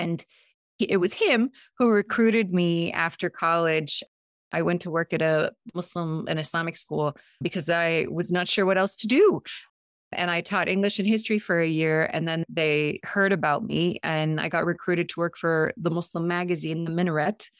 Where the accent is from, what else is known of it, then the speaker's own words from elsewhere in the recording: San Diego, California, United States; first language Montenegrin; English is a second language; also born or lived in Montenegro; I grew up in San Diego